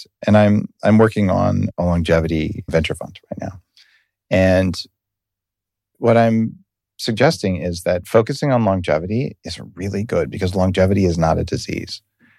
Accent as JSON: {"language": "English", "country": "Canada", "said": "Yeah, no, I'm a Canadian, so yeah, of course I was forced to comply with all the regulations."}